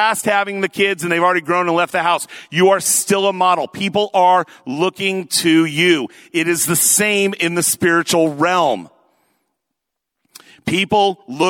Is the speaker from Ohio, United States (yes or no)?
no; Lakewood, Washington, United States; I was born and raised up there in Oak Brook, Lakewood area, that sort of thing. Went away for college, but came back here